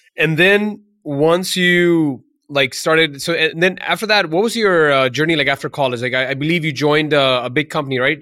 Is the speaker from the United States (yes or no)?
no; India; moved away; I'm from India originally